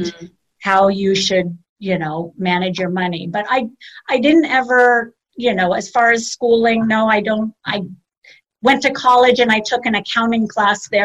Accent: Palos Verdes, California, United States; born and raised in the South Bay. My parents moved to Palos Verdes.

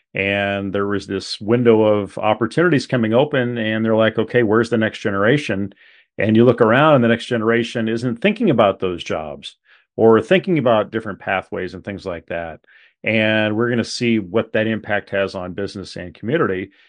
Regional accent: Webster City, Iowa, United States; growing up in Webster City, Iowa, uh, at that high school

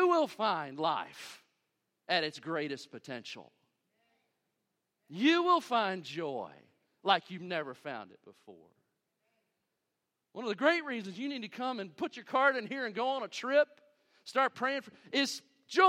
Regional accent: United States; I'm an American

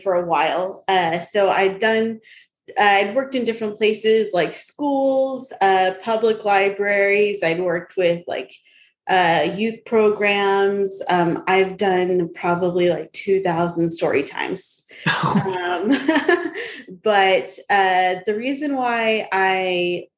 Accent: Sanger, United States; moved away; I grew up in Sanger

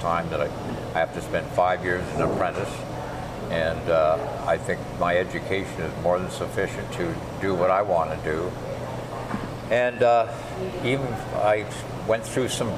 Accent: London, Ontario, Canada; I grew up in London, Ontario, and that's where I started my career

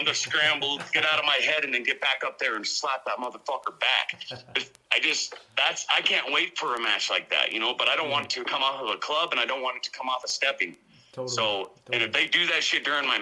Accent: Coeur d'Alene, Idaho, United States; now in North Dakota, United States; Up in Coeur d'Alene, Idaho

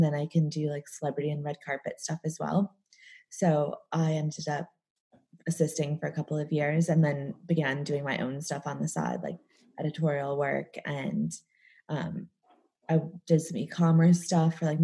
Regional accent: just outside of Chicago, Illinois, United States; accent: American; moved away as an adult; also born or lived in New York; now in London, United Kingdom; I live in London, but as you can probably tell, I have an American accent. Um, I grew up in just outside of Chicago, um, and I lived in New York for a while and moved here about eight years ago.

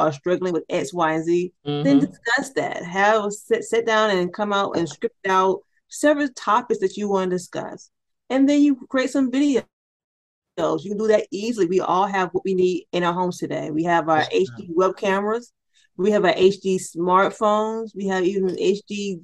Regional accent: St. Petersburg, Florida, United States; now in Atlanta, United States; I grew up in Florida, originally from St. Petersburg, Florida.

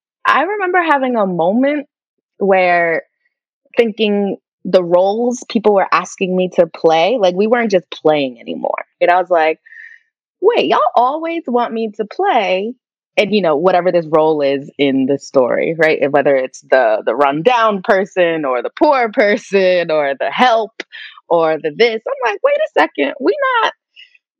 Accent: White Plains, New York, United States; also born or lived in Katonah, New York; I grew up in White Plains, New York, which is a suburb right outside of the Bronx in New York.

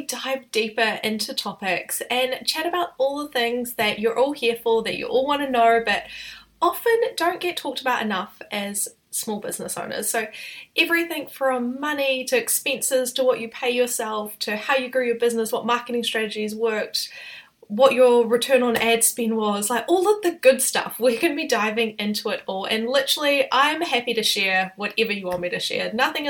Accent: New Zealand; I'm a New Zealander

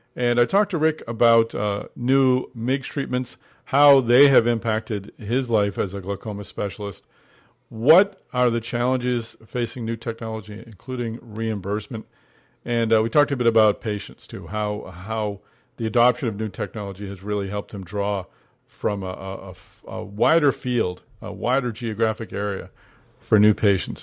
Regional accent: Boston, Massachusetts, United States; Boston, my hometown.

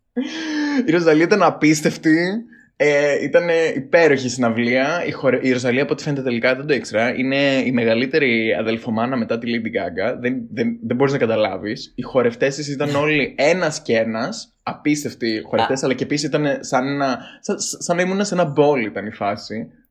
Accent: Greece; λέω από την Ελλάδα

